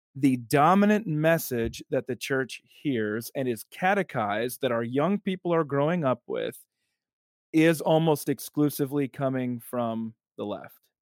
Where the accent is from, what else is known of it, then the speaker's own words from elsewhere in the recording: South Dakota, United States; moved away as an adult; also born or lived in Evanston, Illinois; now in Alabama, United States; South Dakota, my first eighteen years